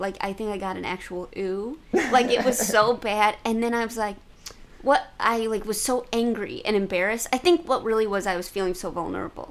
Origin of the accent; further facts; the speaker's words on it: St. Louis, Missouri, United States; I'm from Missouri